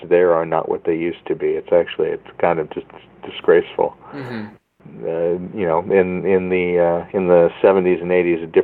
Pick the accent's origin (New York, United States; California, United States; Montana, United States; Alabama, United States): California, United States; Central; Living in a rural small community in Central California, we didn't really have access to much in the way of film equipment